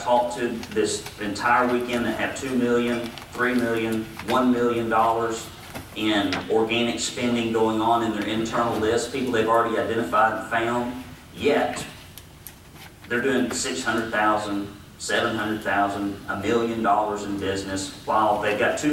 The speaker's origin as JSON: {"language": "English", "town": "Arab", "region": "Alabama", "country": "United States", "tie": "born or raised there", "said": "I grew up in Arab, Alabama, exceptionally poor."}